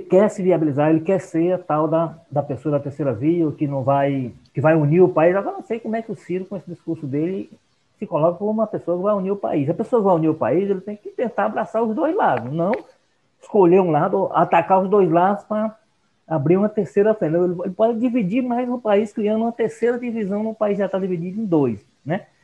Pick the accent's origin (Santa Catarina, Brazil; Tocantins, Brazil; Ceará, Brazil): Ceará, Brazil; tem muito cearense no meio dessa briga aí, então eu como cearense não posso me, me intrometer.